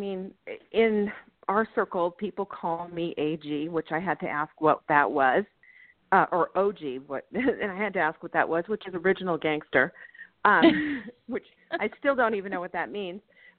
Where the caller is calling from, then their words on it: Boulder, Colorado, United States; I'm in Boulder, Colorado.